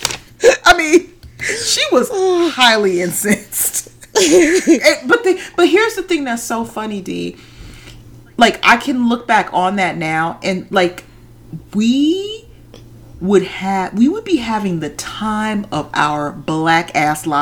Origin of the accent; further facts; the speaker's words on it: California, United States; moved away; I grew up in California, the West Coast